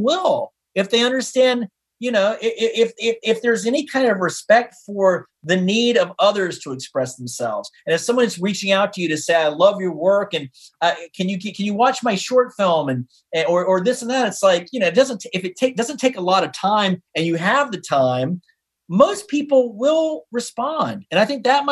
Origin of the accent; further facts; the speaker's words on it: Taylorsville, North Carolina, United States; now in New York, United States; in my hometown of Taylorsville, North Carolina